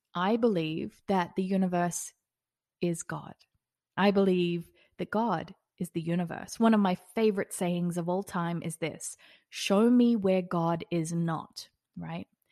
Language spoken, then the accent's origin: English; Australia; now in Las Vegas, United States; I'm also an Australian living in Las Vegas.